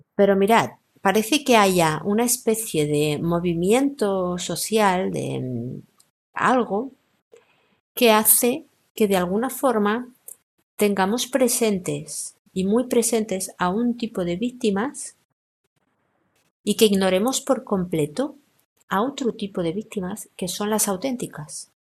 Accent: Spain; soy española, vivo en España

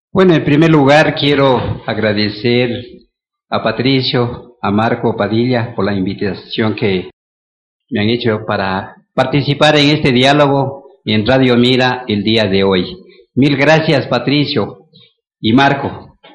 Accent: Mira, Carchi, Ecuador; moved away; also born or lived in Quito; soy mireño, porque vengo de un hogar humilde

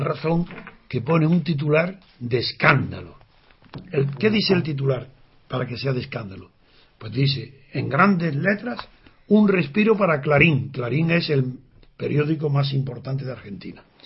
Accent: Andalusia, Spain; soy andaluz

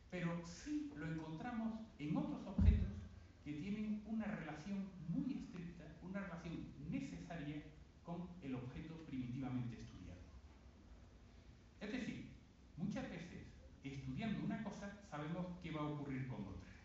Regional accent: Bay of Cádiz, Andalusia, Spain; Cerca de donde yo nací, en la bahía de Cádiz, hay una importante base militar

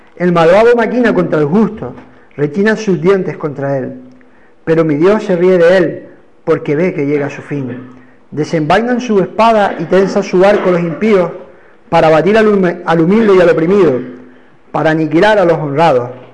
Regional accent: Canary Islands, Spain; accent: Canarian; Hoy vuelvo al ritmo canario

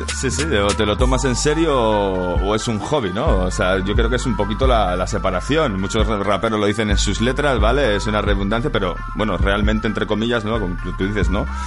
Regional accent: Mallorca, Balearic Islands, Spain; somos de Mallorca

